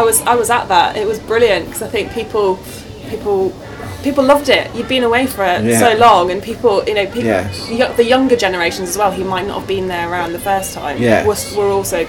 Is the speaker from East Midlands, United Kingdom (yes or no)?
yes; Nottingham, East Midlands, United Kingdom; regardless, I'm from Nottingham, so I'm from the Midlands, so I could like either, to be honest.